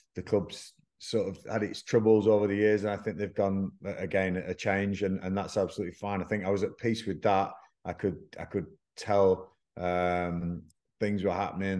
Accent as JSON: {"language": "English", "town": "Blackburn", "region": "North West England", "country": "United Kingdom", "tie": "born or raised there", "moved": "yes", "said": "Blackburn Rovers, which is my hometown."}